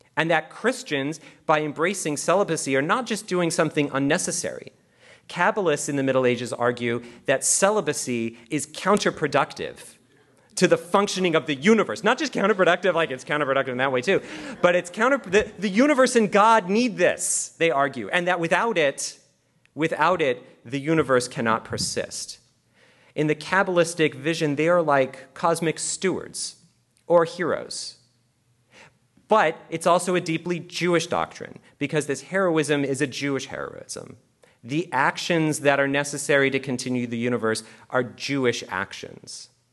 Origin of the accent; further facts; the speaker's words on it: Canada; I'm actually Canadian.